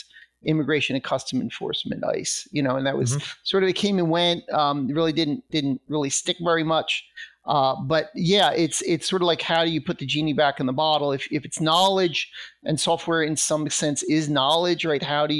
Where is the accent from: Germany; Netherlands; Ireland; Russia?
Russia; the title is "The Russia I Grew Up In Doesn't Exist Anymore."